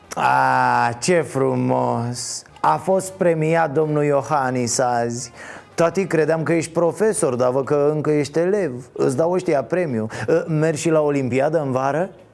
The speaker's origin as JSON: {"language": "Romanian", "country": "Romania", "said": "ne place nouă românilor"}